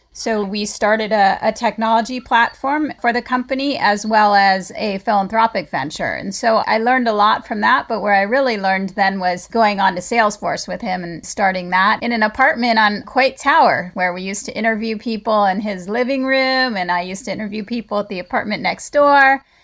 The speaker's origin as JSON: {"language": "English", "region": "California", "country": "United States", "tie": "born or raised there", "also_born_or_lived": "Colorado / Atlanta, Georgia", "said": "I'm born and raised in California"}